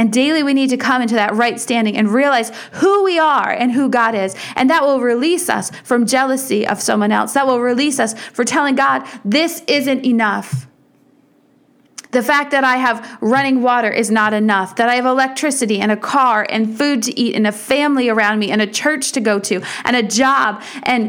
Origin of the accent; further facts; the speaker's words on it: United States; for us as American Christians